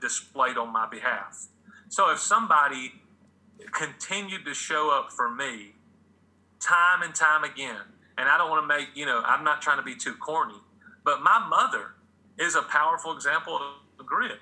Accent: Atlanta, Georgia, United States; the 1990 to 91 Braves, my hometown

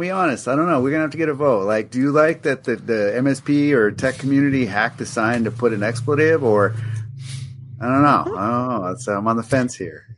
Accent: Albuquerque, New Mexico, United States; growing up in Albuquerque, New Mexico

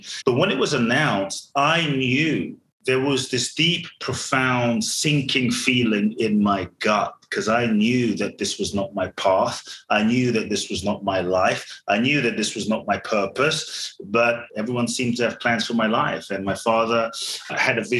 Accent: London, United Kingdom; also born or lived in Ghana; I was born in Ghana, West Africa. My father's from Ghana. My mother's Japanese. I grew up in London.

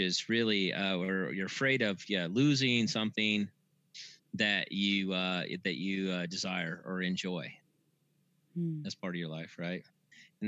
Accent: Brazil, Indiana, United States; now in Sedona, United States; I was born in Brazil

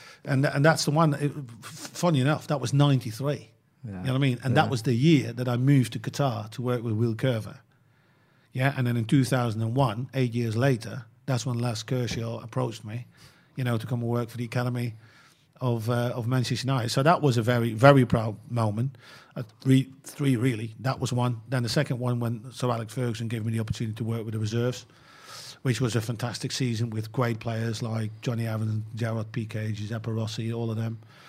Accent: Netherlands; English is a second language; because I grew up in Holland, you know what I mean?

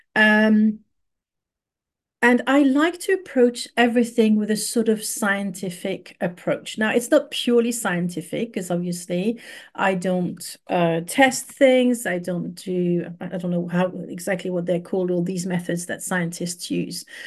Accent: Paris, Île-de-France, France; moved away as an adult; also born or lived in London, United Kingdom; now in Bristol, United Kingdom; I was very privileged to grow up in Paris

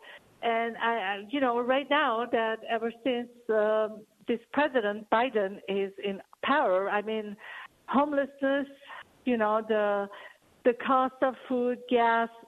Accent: Iran; moved away as an adult; now in California, United States; I came from Iran. I'm an Armenian from Iran.

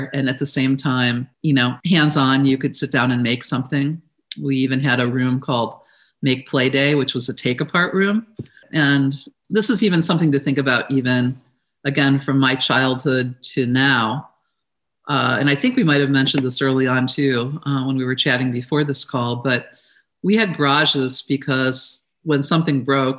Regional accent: Midwest, United States; something that I grew up with in the Midwest

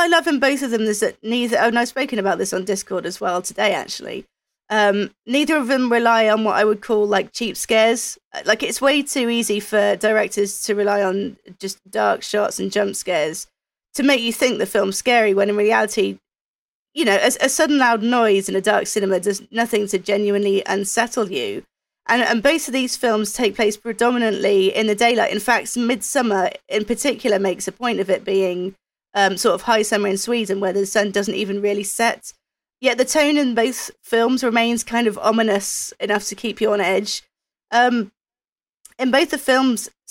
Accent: United Kingdom; being British

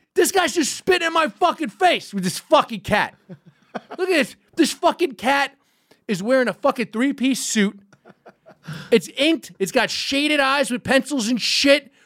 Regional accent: New York City, New York, United States; I grew up in Gowanus, which is Park Slope adjacent

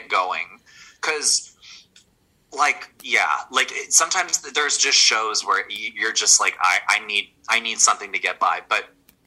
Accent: Ottawa, Ontario, Canada; moved away as an adult; now in Toronto, Canada; my fucking hometown

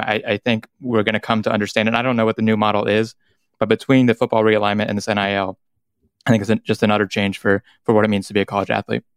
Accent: North Carolina, United States; growing up in North Carolina

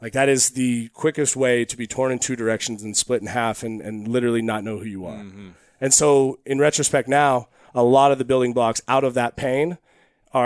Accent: Eugene, Oregon, United States; I grew up in Eugene, Oregon

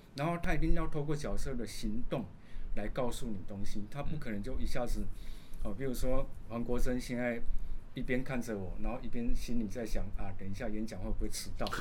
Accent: Kaohsiung, Taiwan; moved away; also born or lived in Taipei; 我是一个高雄南部土小孩

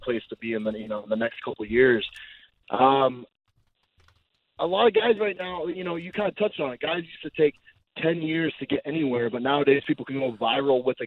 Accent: Glendale, Arizona, United States; I'm actually from Arizona

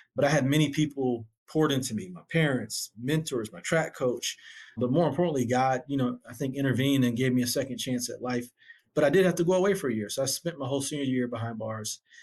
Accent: Syracuse, New York, United States; now in Atlanta, United States; Syracuse, where I grew up, was a really tough community to grow up in.

